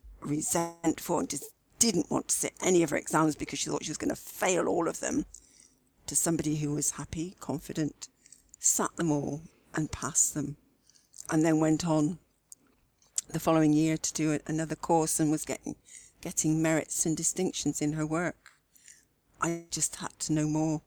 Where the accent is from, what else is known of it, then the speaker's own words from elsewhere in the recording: Swindon, South West England, United Kingdom; accent: West Country; also born or lived in Gloucestershire; Wiltshire. I grew up in Swindon, Wiltshire, and I actually lived in Gloucestershire for 30-odd years as well